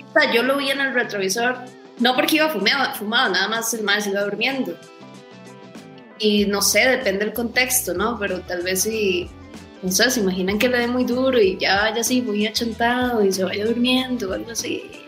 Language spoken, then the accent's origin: Spanish; Costa Rica; somos de Costa Rica